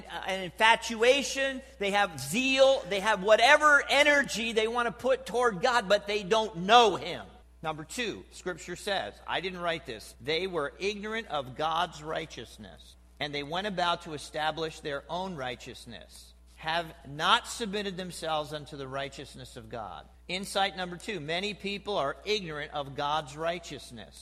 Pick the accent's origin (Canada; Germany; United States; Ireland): United States; New Jersey; now in Ohio, United States; I'm from New Jersey.